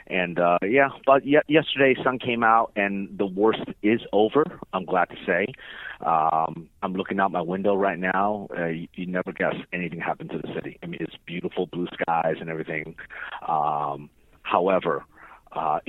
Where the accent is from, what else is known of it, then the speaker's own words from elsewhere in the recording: California, United States; now in Houston, United States; I'm from California